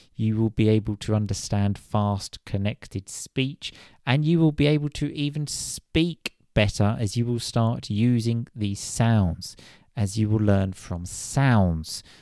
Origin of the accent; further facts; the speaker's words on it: United Kingdom; I am British